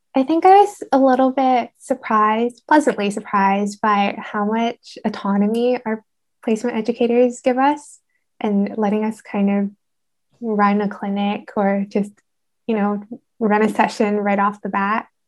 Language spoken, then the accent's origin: English; Vancouver, British Columbia, Canada; now in Reading, United Kingdom; I'm originally from Vancouver, Canada